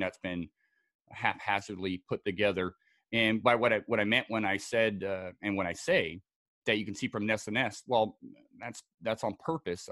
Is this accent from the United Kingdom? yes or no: yes; Scotland, United Kingdom; also born or lived in Southern California; now in United States; I was uh, born and raised in Scotland